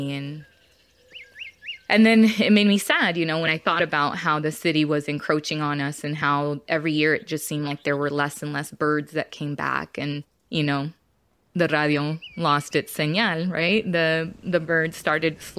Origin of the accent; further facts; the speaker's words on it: Arizona, United States; I was born and raised in Arizona, specifically in the desert.